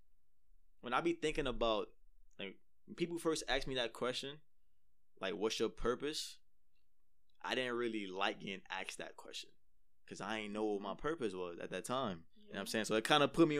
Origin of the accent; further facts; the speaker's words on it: New York City, New York, United States; I'm from the East, born and raised in the East.